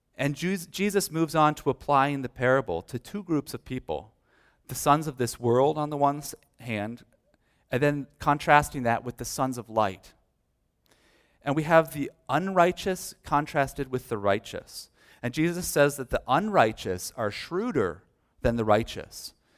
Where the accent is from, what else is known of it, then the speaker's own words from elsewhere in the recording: United States; As American Christians